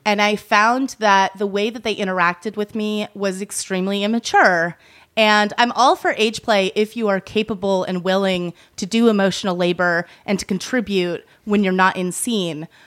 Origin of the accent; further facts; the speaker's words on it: Massachusetts, United States; moved away; I grew up in Massachusetts